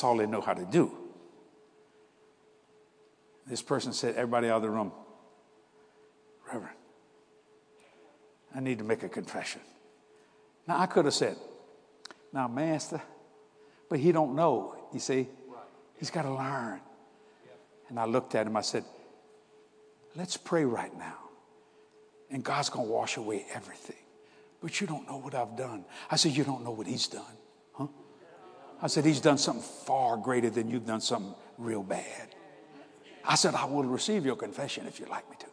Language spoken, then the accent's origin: English; New Orleans, Louisiana, United States; I'm from New Orleans, Louisiana